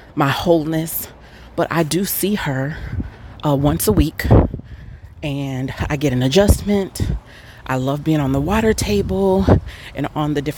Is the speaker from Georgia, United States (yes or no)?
yes; Atlanta, Georgia, United States; I'm from Atlanta